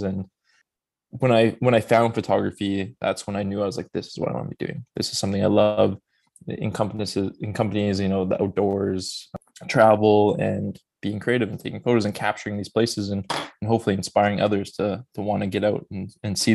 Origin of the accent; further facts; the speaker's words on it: Edmonton, Alberta, Canada; Born and raised in Edmonton, Alberta